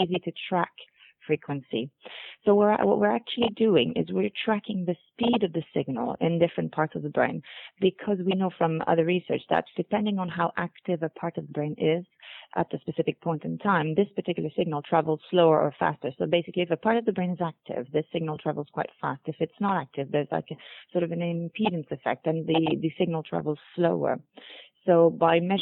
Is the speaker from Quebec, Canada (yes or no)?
yes; Montreal, Quebec, Canada; moved away; also born or lived in United Kingdom; I am actually from Montreal, Canada, so I've done work in North America and in the UK before joining NeuroInsight